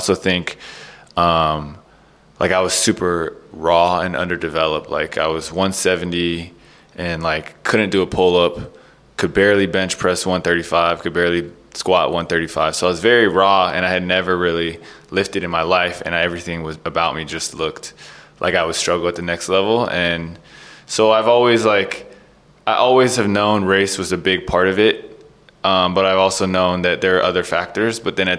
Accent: San Francisco, California, United States; moved away as an adult; also born or lived in Massachusetts; now in Brooklyn, United States; Growing up in Cali was pretty much everything you thought it could be. It was 75 and sunny every single day

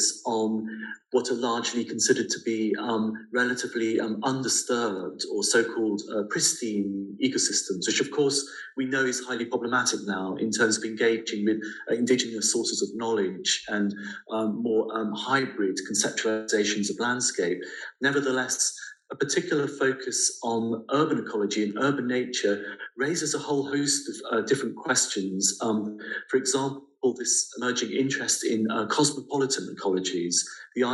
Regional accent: London, United Kingdom; my childhood experience of growing up in London

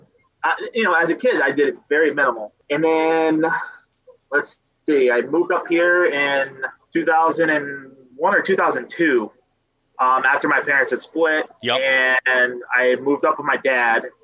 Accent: South Florida, United States; I grew up in South Florida. I was on the East Coast just next to Lake Okeechobee.

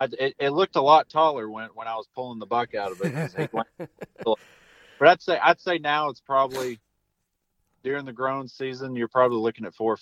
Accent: Arkansas, United States; You know, growing up in the Ozarks of Arkansas, you go out and you see 5 deer sit.

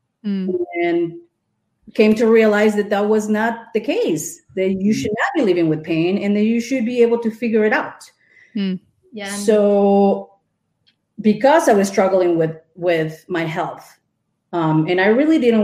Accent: Mexico City, Mexico; moved away as an adult; now in Wisconsin, United States; I grew up in Mexico City, went to school for graphic

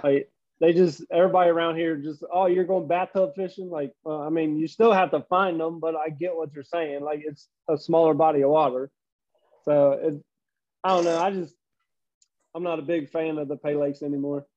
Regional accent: Cincinnati, Ohio, United States; also born or lived in Tennessee / Florida; born and raised in Cincinnati, but you know there's a few years in there. I went to Tennessee for a year, Florida for a year

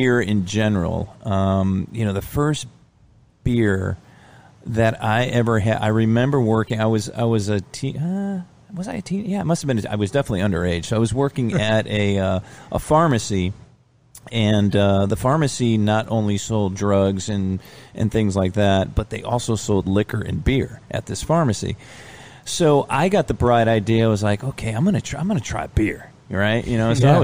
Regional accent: New Britain, Connecticut, United States; moved away as an adult; also born or lived in Lake Mary, Florida; now in Georgia, United States; I grew up in New Britain, Connecticut

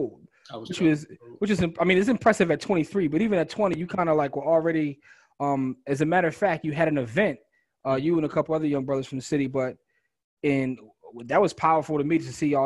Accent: Philadelphia, Pennsylvania, United States; we're from Philadelphia and all of us have been in Darby.

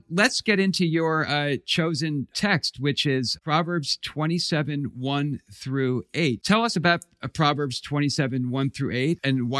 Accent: New Jersey, United States; I grew up in New Jersey and loved diners and still do love diners.

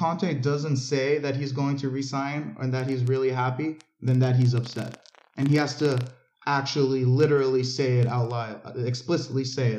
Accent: United States; growing up in America

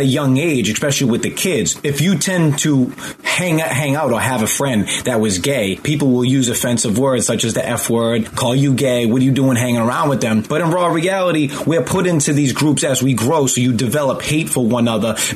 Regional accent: just outside of Boston, Massachusetts, United States; I grew up just outside of Boston.

